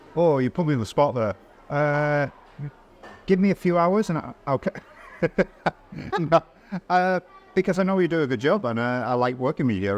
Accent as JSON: {"language": "English", "region": "England", "country": "United Kingdom", "moved": "yes", "lives_now": "Valencia, Spain", "said": "our thoughts as English people"}